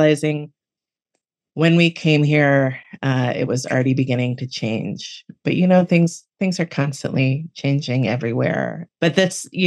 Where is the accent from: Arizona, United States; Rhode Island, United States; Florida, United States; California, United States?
Florida, United States; Miami; now in Western Massachusetts, United States; I grew up in Miami.